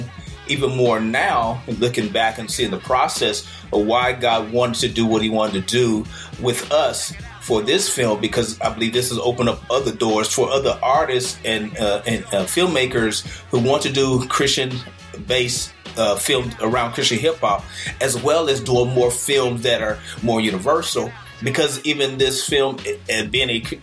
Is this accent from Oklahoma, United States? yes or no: yes; Tulsa, Oklahoma, United States; moved away as an adult; also born or lived in San Diego; now in Los Angeles, United States; when I grew up in Tulsa as a teenager